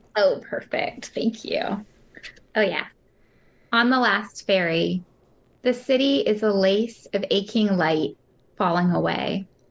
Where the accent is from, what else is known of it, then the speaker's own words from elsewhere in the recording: San Francisco, California, United States; now in Merced, United States; I grew up in San Francisco, so I was really near the water